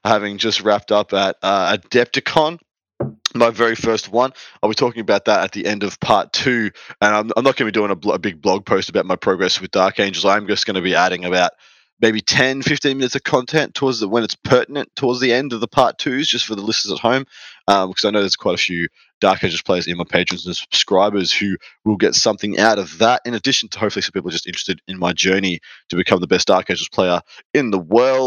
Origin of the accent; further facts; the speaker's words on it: Melbourne, Victoria, Australia; proper awesome lad from Victoria, Melbourne, my hometown